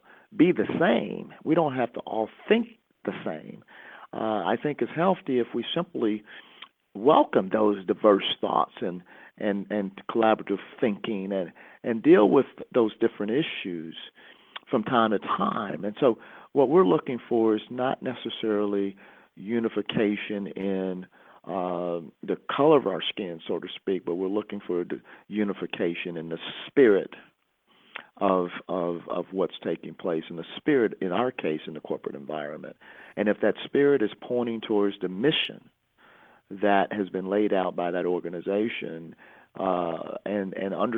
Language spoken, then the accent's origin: English; Chicago, Illinois, United States; growing up in Chicago, one of the most segregated cities in the country.